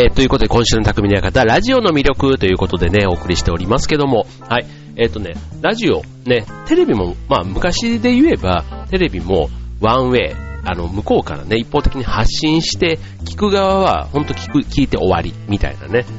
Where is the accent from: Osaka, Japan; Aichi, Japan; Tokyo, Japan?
Osaka, Japan; Yao; 僕の出身のね、大阪の八尾市というところ